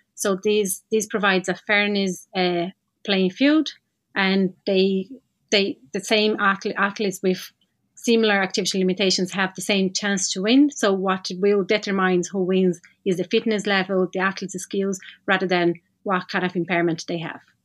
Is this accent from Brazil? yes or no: yes; Brazil; moved away as an adult; now in Ireland; I'm from Brazil, had my experience working with para-swimming and para-sports in general over there and relocated to Ireland